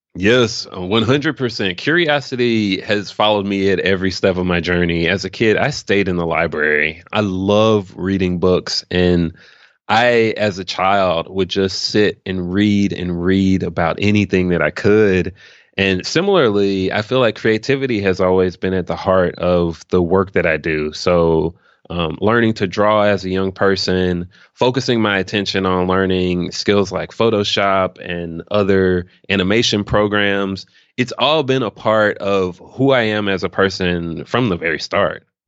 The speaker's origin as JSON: {"language": "English", "town": "Memphis", "region": "Tennessee", "country": "United States", "tie": "born or raised there", "also_born_or_lived": "New Orleans, Louisiana", "moved": "as an adult", "lives_now": "Austin, United States", "said": "I'm actually from Memphis, Tennessee originally. Grew up nine oh one proud, but I left, uh, when I turned eighteen"}